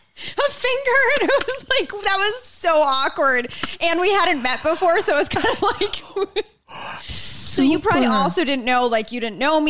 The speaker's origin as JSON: {"language": "English", "town": "Boston", "region": "Massachusetts", "country": "United States", "said": "Boston, Mass."}